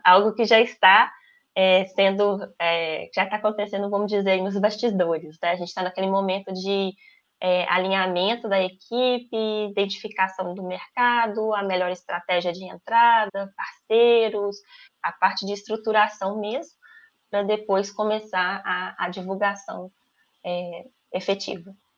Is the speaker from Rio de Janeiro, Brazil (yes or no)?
no; Minas Gerais, Brazil; moved away; eu sou brasileira, é, e eu gosto de ser brasileira. Eu sou mineira, eu amo ser mineira